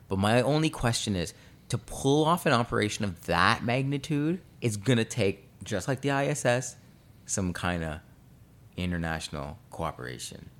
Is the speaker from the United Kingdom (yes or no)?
no; Canada; we're Canadian